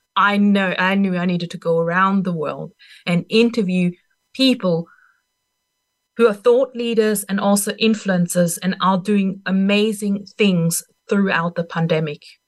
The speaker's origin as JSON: {"language": "English", "country": "Austria", "second_language": "English", "moved": "yes", "said": "I'm not even a native English speaker. I'm from Austria originally"}